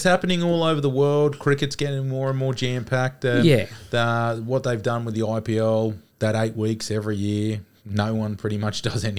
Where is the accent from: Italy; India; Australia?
Australia; being Australian